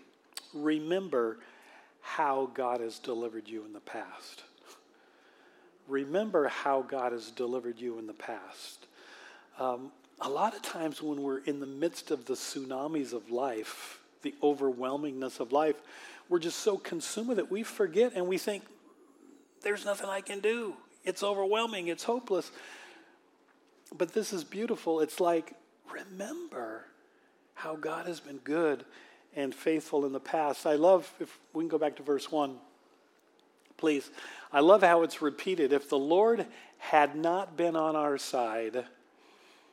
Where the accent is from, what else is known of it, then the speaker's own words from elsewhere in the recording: Manchester, Washington, United States; when I grew up in Manchester, Washington, which was very much the country back then.